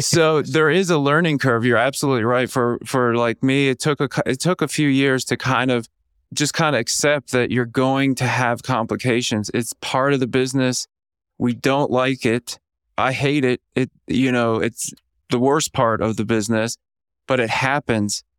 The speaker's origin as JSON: {"language": "English", "town": "Orlando", "region": "Florida", "country": "United States", "tie": "born or raised there", "also_born_or_lived": "Atlanta, Georgia / Kansas City / Kentucky", "moved": "yes", "said": "I was born in Orlando, Florida, kind of a humble lower middle class"}